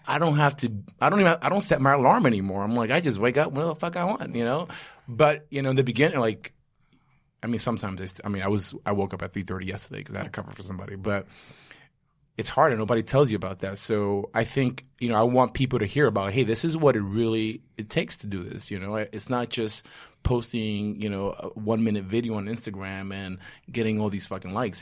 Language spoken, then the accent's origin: English; New York City, New York, United States; I'm a New Yorker and a former Marine